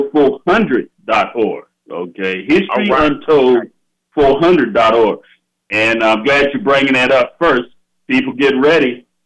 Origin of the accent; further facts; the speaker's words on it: United States; I'm an American descendant of slaves.